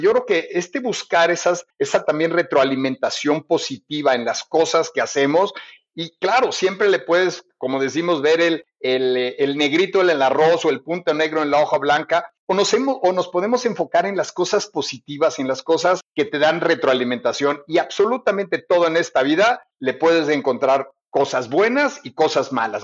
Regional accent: Mexico; Yo me sentí muy orgulloso como mexicano

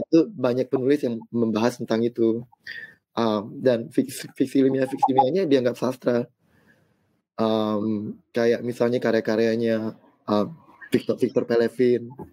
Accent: South Sumatra, Indonesia; saya juga lahir di kota, di kota kecil di Sumatera Selatan

